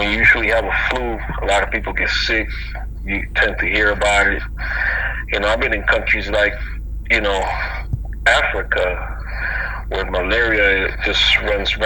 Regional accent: Mayagüez, Puerto Rico; moved away; also born or lived in Florida; I was, you know, born and raised in Puerto Rico

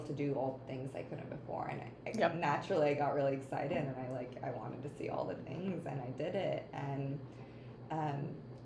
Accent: Ohio, United States; I grew up in the Midwest in Ohio

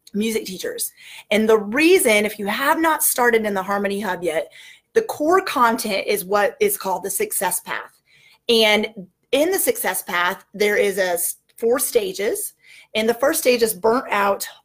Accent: Northwest Arkansas, United States; I am from Northwest Arkansas

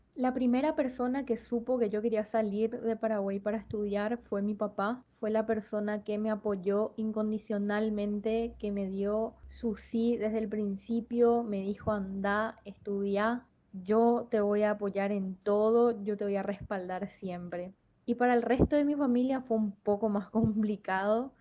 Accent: Pereira, Risaralda, Colombia; moved away as an adult; now in Argentina; yo volviera a vivir a, a Pereira y me quedara con su negocio

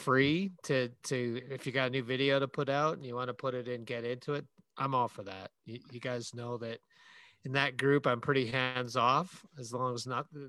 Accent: Canada; We're both from Canada.

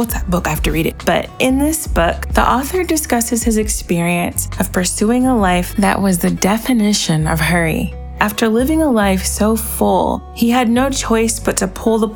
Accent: United States; as an American

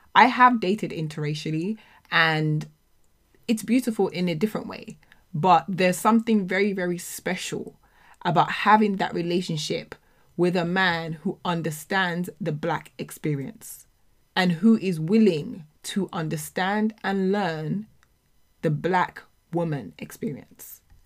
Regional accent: United Kingdom; as black people, as black British people, as children of immigrants

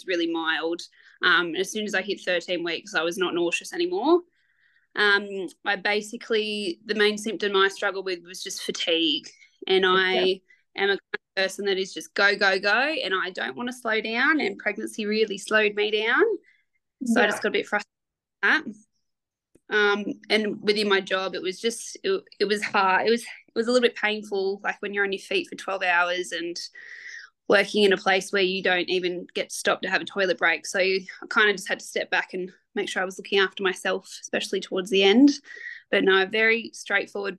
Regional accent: Australia; also born or lived in New South Wales coast; now in Dubbo, Australia; I grew up in the country myself

